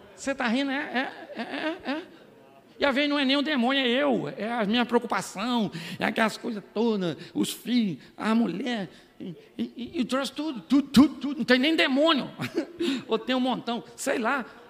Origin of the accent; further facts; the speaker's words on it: Baixada Fluminense, Rio de Janeiro, Brazil; eu sou do Rio da Baixada Fluminense